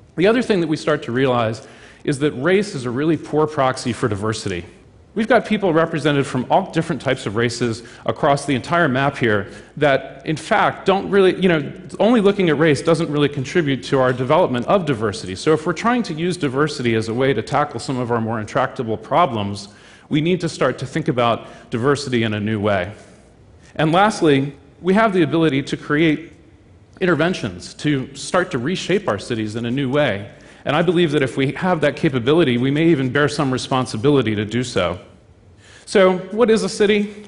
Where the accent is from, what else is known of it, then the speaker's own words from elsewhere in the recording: Baltimore, Maryland, United States; my hometown of Baltimore, Maryland